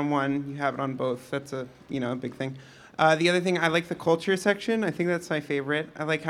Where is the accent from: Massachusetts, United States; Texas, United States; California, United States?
Massachusetts, United States; Boston; I'm from Boston